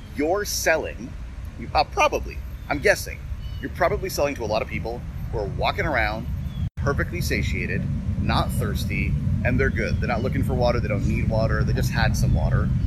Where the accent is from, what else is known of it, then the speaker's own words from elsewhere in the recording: Toronto, Ontario, Canada; I'm from Toronto.